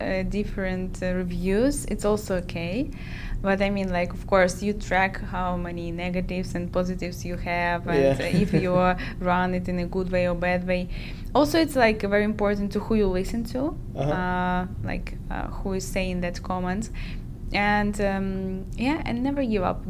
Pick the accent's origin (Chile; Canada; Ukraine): Ukraine; I'm from Ukraine, my country in war